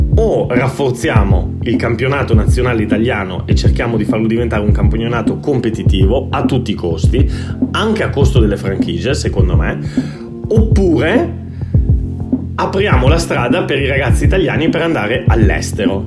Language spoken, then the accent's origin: Italian; Italy; also born or lived in Lithuania / Catalonia, Spain; now in Spain; in Italia e da quando me ne sono andato